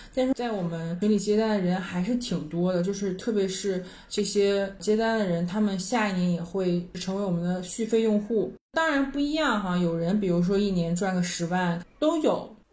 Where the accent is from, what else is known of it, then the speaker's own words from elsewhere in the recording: China; 我们中国人的